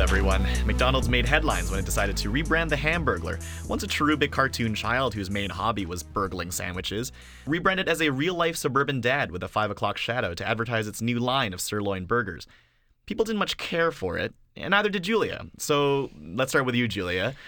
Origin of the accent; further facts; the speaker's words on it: Canada; as a Canadian